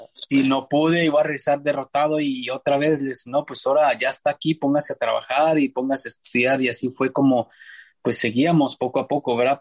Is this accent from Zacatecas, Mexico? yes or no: yes; Fresnillo, Zacatecas, Mexico; moved away as an adult; now in El Sobrante, United States; soy originario de Fresnillo, Zacatecas